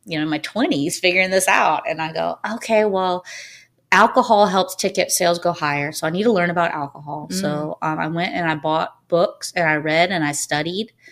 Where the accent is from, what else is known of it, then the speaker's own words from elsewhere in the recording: Nashville, Tennessee, United States; also born or lived in Hawaii; I grew up in Nashville. Moved here when I was 3 or 4 from Hawaii